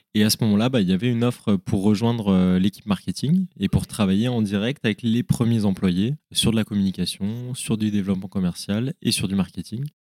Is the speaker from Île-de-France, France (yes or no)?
no; Lyon, Auvergne-Rhône-Alpes, France; also born or lived in Paris / Melbourne; oui, je suis lyonnais. Ouais, ouais, je suis lyonnais. J'ai un ancrage super fort à, Lyon